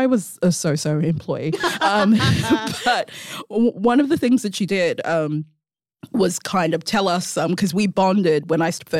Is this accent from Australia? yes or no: yes; Mandurah, Western Australia, Australia; I grew up in Mandurah. I had moved from Mandurah back to the city.